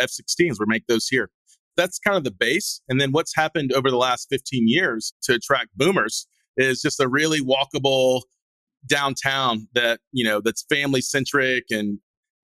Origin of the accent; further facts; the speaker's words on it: Greenville, South Carolina, United States; this is my hometown